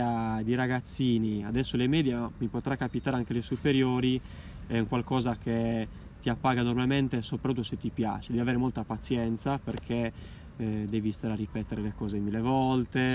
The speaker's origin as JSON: {"language": "Italian", "town": "Alghero", "region": "Sardinia", "country": "Italy", "tie": "born or raised there", "said": "al centro storico di Alghero dove io da ragazzino facevo le, le prime marachelle"}